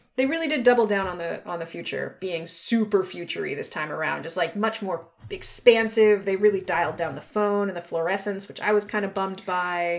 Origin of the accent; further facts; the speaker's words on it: United States; I'm American